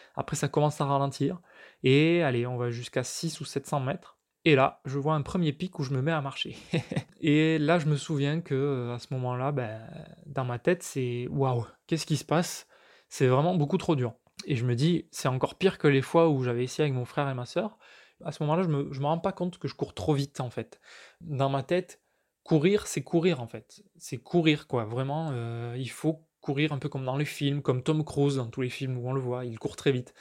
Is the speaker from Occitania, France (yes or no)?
yes; Villefranche-de-Rouergue, Occitania, France; moved away; Villefranche-de-Rouergue, donc en Aveyron. Donc ça, c'est là où j'ai grandi, c'est chez mes parents.